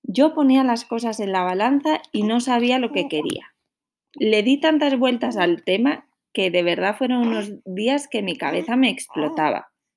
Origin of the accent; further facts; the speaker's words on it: Santander, Cantabria, Spain; moved away; Yo soy de Santander, que es una ciudad pequeñita en la costa norte de España